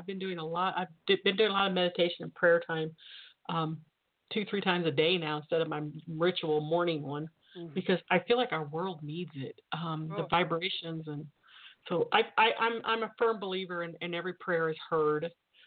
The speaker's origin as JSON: {"language": "English", "country": "United States", "said": "as an American"}